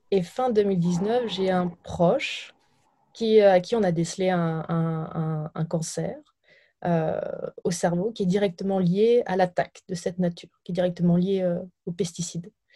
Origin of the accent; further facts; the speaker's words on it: Burgundy, Bourgogne-Franche-Comté, France; je viens de, de Bourgogne, euh, de, de, la campagne